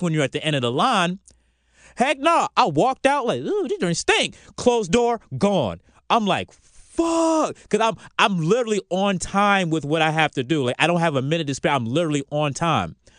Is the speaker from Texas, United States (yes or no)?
no; Virginia Beach, Virginia, United States; now in Atlanta, United States; I'm from Virginia Beach too